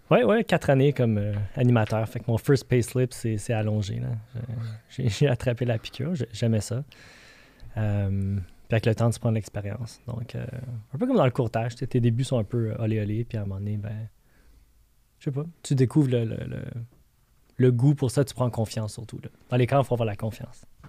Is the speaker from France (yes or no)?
no; Montreal, Quebec, Canada; Je viens de Montréal